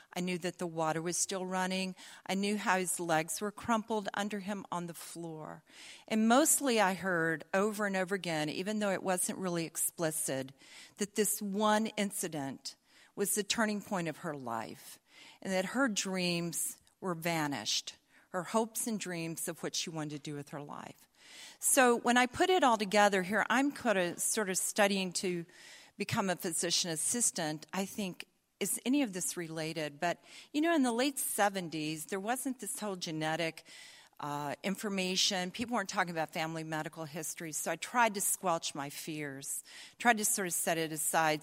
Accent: the South, United States; accent: Southern; also born or lived in Atlanta, Georgia; I'll not lapse into my Southern accent, but I might.

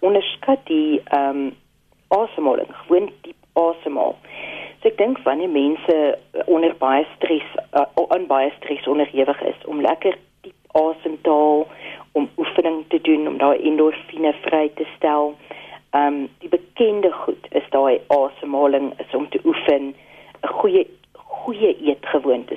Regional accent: South Africa

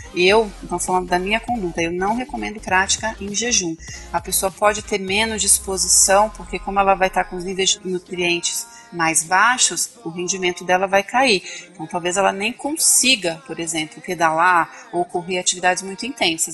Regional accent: Vila Velha, Espírito Santo, Brazil; Espírito Santo, Vila Velha, Espírito Santo

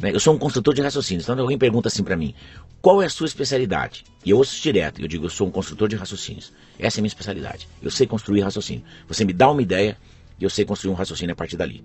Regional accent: Presidente Prudente, São Paulo, Brazil; Eu nasci em Presidente Prudente, em São Paulo

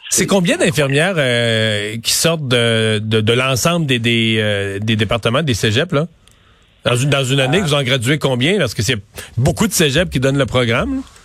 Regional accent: Rivière-du-Loup, Quebec, Canada; moved away as an adult; also born or lived in Montreal; je viens de Rivière-du-Loup

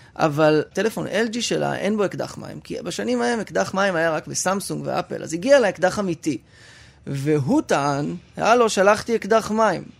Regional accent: Rehovot, Central District, Israel; ברחובות, שם גדלתי

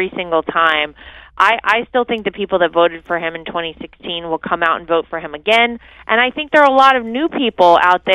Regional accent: North Carolina, United States; my home state of North Carolina

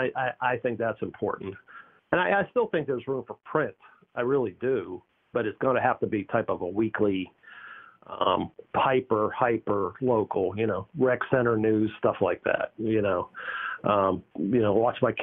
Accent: Pittsburgh, Pennsylvania, United States; now in North Carolina, United States; I grew up in Pittsburgh

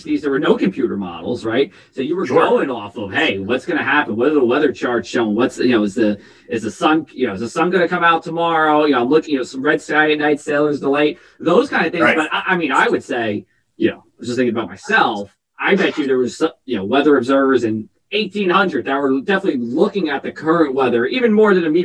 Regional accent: New Jersey, United States; I'm from New Jersey. I'm not from South Jersey and not from Cape May County

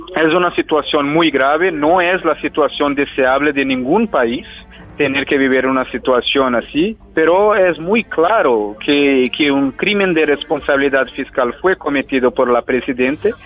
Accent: Brazil; como un brasileño

